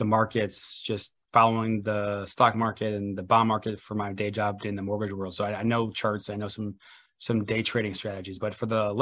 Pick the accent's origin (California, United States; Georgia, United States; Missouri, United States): Missouri, United States; St. Louis; from St. Louis, Missouri, my hometown